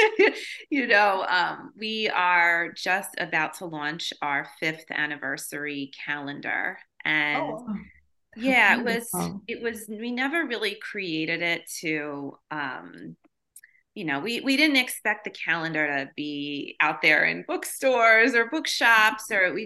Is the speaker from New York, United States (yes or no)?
yes; Long Island, New York, United States; we're from New York, we're from Long Island, and most of our family is also from there